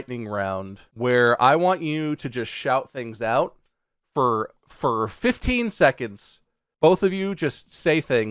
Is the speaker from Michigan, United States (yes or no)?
yes; Pontiac, Michigan, United States; I was born in Pontiac, car brand, Michigan